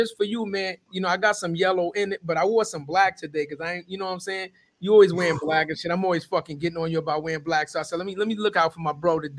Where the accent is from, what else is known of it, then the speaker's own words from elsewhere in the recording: New York City, New York, United States; I'm from the Bronx